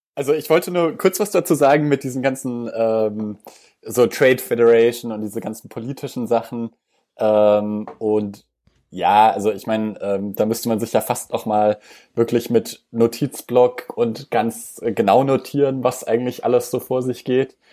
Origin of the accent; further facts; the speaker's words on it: Germany; bei uns in Deutschland